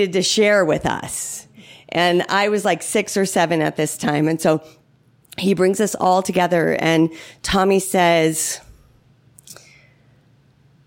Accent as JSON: {"language": "English", "town": "Palo Alto", "region": "California", "country": "United States", "tie": "born or raised there", "said": "growing up in Palo Alto, California"}